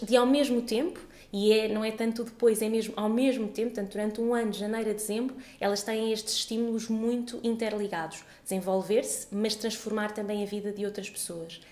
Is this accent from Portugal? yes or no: yes; Portugal; já nasci em Portugal, mas toda a minha família é, é de Moçambique